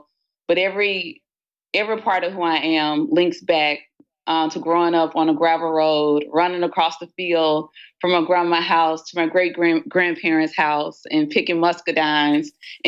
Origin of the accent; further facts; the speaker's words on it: Batesville, Mississippi, United States; In the big city of Batesville, Mississippi, for all of those who have not traveled there, Batesville, Mississippi sits in North Mississippi, small town, very communal, very village-oriented.